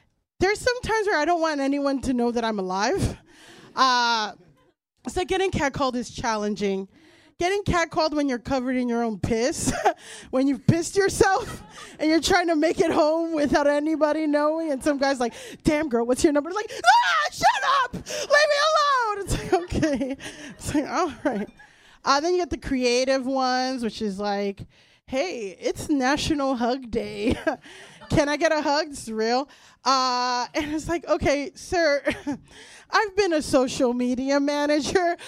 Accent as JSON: {"language": "English", "region": "Florida", "country": "United States", "tie": "born or raised there", "moved": "as an adult", "lives_now": "New York, United States", "said": "I'm from Florida"}